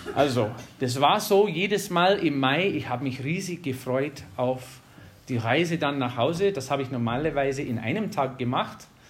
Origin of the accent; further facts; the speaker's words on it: Wisconsin, United States; German is a second language; moved away as an adult; also born or lived in North Carolina; now in Germany; ich bin in Wisconsin aufgewachsen